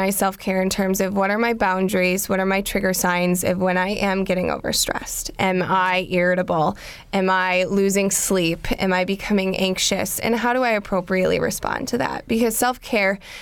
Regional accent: Wisconsin, United States; I'm from Wisconsin

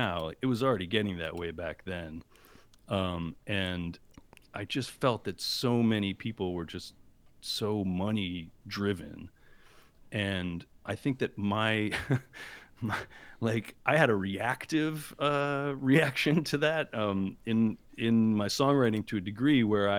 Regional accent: New Jersey, United States; moved away as an adult; also born or lived in Indiana / Washington, D.C. / Boston / Rhode Island; I grew up in Jersey, right outside of New York

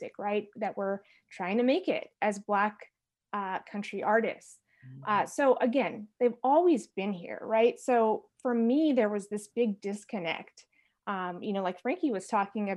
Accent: San Francisco Bay Area, Northern California, United States; I'm from Northern California, from the San Francisco Bay Area

